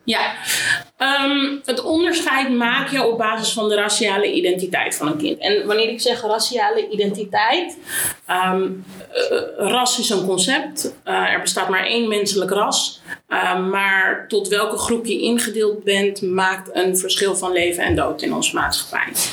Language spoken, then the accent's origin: Dutch; Amersfoort, Utrecht, Netherlands; ik kom uit Amersfoort